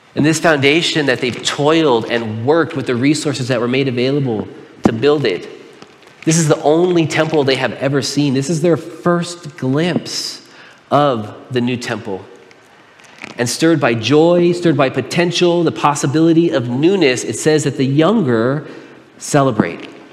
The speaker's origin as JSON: {"language": "English", "town": "Pomona", "region": "California", "country": "United States", "tie": "born or raised there", "said": "I was born and raised in Pomona. I lived there for 17 years"}